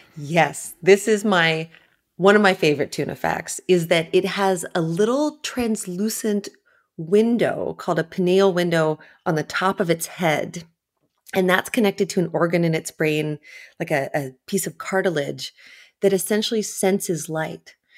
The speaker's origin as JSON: {"language": "English", "region": "Ontario", "country": "Canada", "tie": "born or raised there", "also_born_or_lived": "New York", "moved": "as an adult", "said": "I grew up far inland in Ontario, in Canada"}